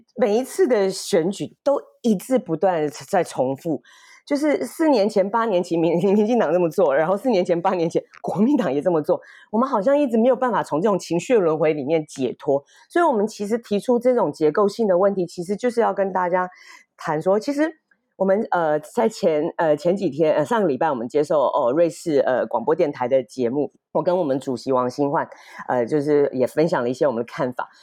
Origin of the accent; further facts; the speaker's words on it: Kaohsiung, Taiwan; 我是高雄人